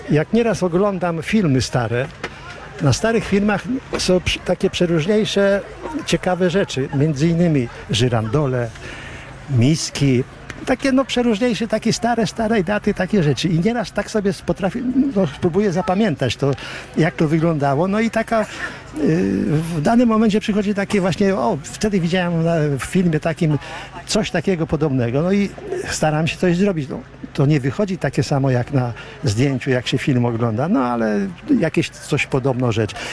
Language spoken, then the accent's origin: Polish; Kamionka, Lublin Voivodeship, Poland; Kamionki. tak, od urodzenia jestem tutaj.